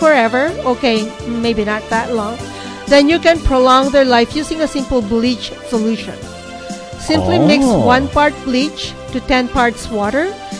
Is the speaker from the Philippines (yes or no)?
yes; Baguio, Cordillera Administrative Region, Philippines; now in Canada; I was born in Baguio City. We have a lot of pine cones there.